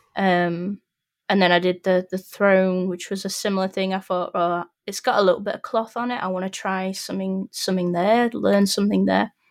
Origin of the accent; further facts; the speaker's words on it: Sheffield, Yorkshire and the Humber, United Kingdom; I'm originally from Sheffield